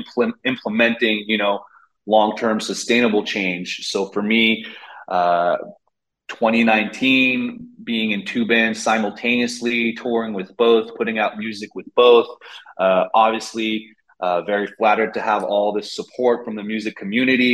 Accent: Montreal, Quebec, Canada; I needed to know what it felt like to be a Montrealer, because I'm from Montreal. It's my hometown

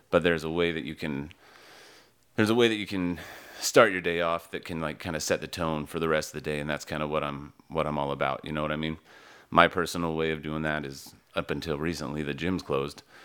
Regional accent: Utah, United States; moved away as an adult; also born or lived in East Coast, United States; I grew up in Utah, and, uh, I've lived all over the East Coast, a lot of, a lot of my adult life, and back to Utah.

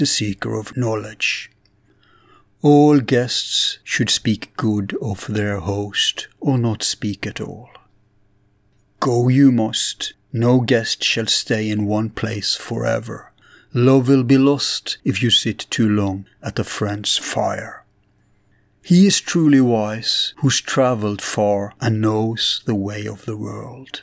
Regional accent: Bergen, Vestland, Norway; my hometown, Bergen

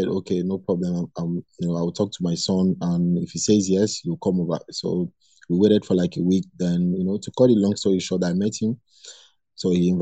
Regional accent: Lagos, Nigeria; I was born and brought up in Lagos

